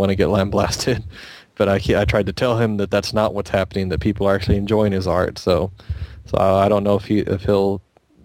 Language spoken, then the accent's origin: English; Texas, United States; I'm from Texas.